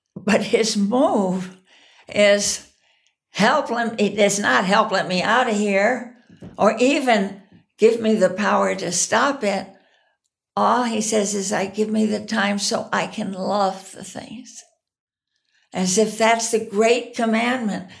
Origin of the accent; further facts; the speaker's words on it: United States; as an American here in this country